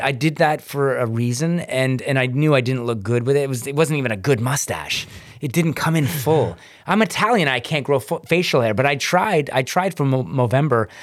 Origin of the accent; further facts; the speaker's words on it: Hamilton, Ontario, Canada; I was this kid from Hamilton